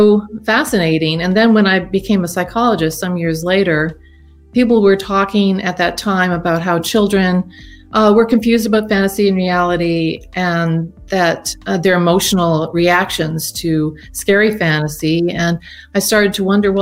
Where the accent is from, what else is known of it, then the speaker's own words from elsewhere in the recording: Nova Scotia, Canada; moved away as an adult; also born or lived in Oregon, United States; I'm from Nova Scotia, but I've been working at the University of Oregon since 1985